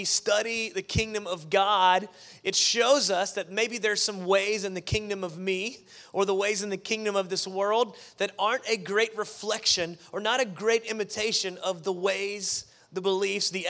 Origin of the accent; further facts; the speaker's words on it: the South, United States; also born or lived in Las Vegas; I grew up in the South